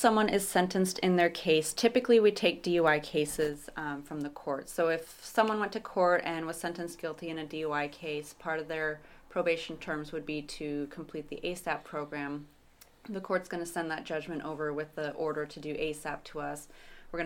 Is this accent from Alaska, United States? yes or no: yes; Kenai Peninsula, Alaska, United States; also born or lived in Anchorage, Alaska; Personally, I was born and raised here in Alaska. I've spent most of my time here on the Kenai Peninsula. I lived for a few years up in Anchorage, but I'm back down here and probably for good. I do enjoy being here on the Kenai, and it's my home.